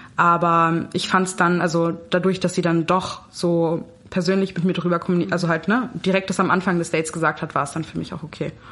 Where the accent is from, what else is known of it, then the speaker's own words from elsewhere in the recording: Berlin, Germany; also born or lived in Kazakhstan / London; ich bin in Berlin groß geworden. Genau, also ich bin schon immer hier.